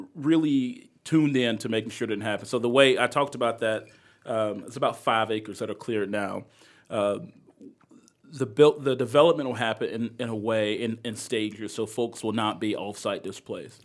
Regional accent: Greensboro, North Carolina, United States; now in Charlotte, United States; I grew up in East Greensboro, which is very similar to West Charlotte

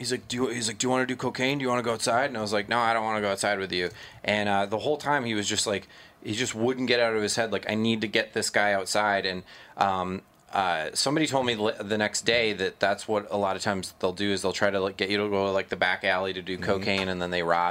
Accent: Minnesota, United States; I'm so Minnesotan.

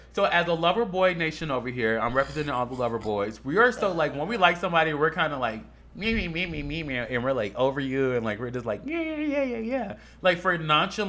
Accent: Chicago, Illinois, United States; now in Las Vegas, United States; I ain't from no prairie, bitch. I'm from Chicago

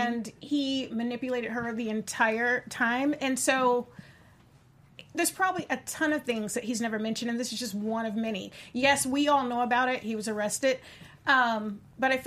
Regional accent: Virginia, United States; from Virginia, grew up there

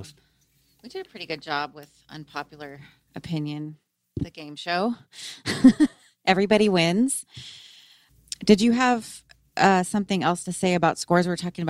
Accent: the South, United States; I'm from the South

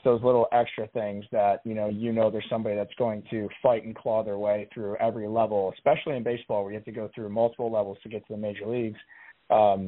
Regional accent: Pittsburgh, Pennsylvania, United States; moved away as an adult; also born or lived in Buffalo; I grew up in Pittsburgh

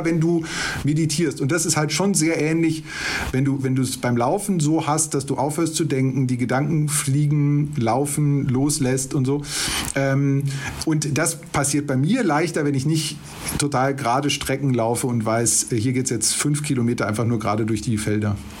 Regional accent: Ruhr area, North Rhine-Westphalia, Germany; now in Munich, Germany; Ich komme gebürtig aus dem Ruhrgebiet.

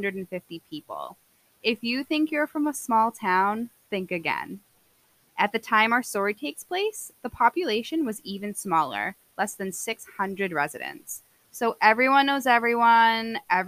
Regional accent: Plymouth, Massachusetts, United States; moved away as an adult; now in New Hampshire, United States; my hometown of Plymouth, Massachusetts, and I had just recently moved to New Hampshire.

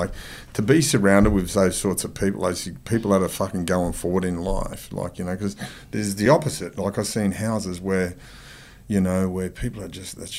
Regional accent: Sydney, New South Wales, Australia; growing up in Mount Druitt

